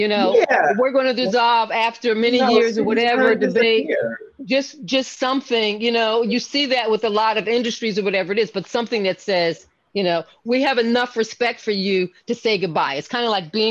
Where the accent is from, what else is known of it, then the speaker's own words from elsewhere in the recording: Philadelphia, Pennsylvania, United States; I was born and raised in Philadelphia.